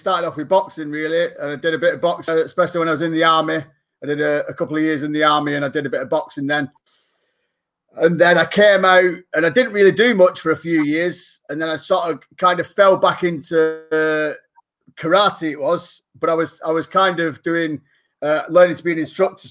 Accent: England, United Kingdom; I'm not actually from Ireland. I'm from the UK, England.

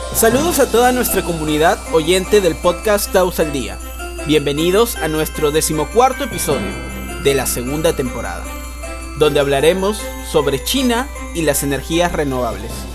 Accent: Lima, Peru; nuestra querida Lima

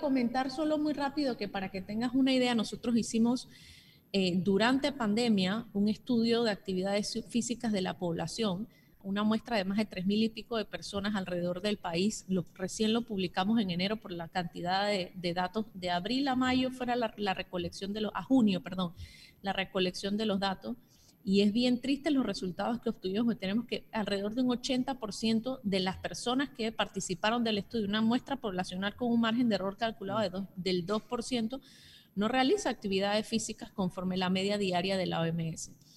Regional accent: Panama; nosotros como panameños

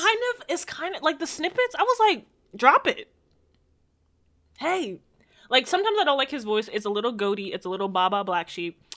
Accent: Jamaica; I'm just a Jamaican

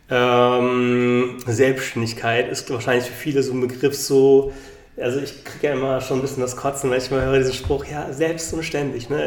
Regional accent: Bonn, North Rhine-Westphalia, Germany; born there; now in Berlin, Germany; bin aus Berlin, nicht gebürtig, bin eigentlich gebürtig aus Bonn

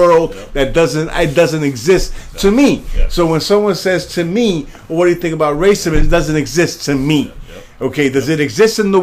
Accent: New York City, New York, United States; I'm from New York. I'm from the South Bronx.

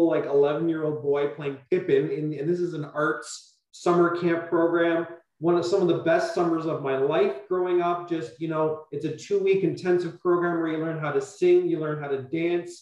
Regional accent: Burlington, Ontario, Canada; I grew up in Burlington, which is very much of a suburb

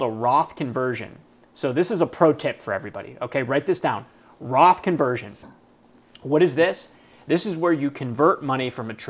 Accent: Cleveland, Ohio, United States; I'm from Cleveland

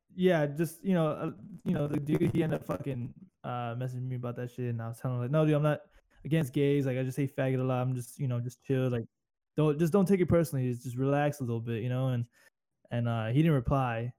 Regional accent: Corpus Christi, Texas, United States; accent: southern; moved away as an adult; I'm away from Corpus and all the bullshit and all the fucking weirdos down there

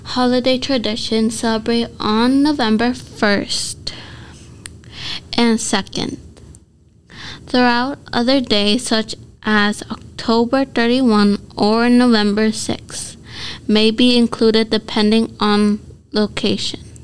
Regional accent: United States; I was born in America, but my culture is Mexicano.

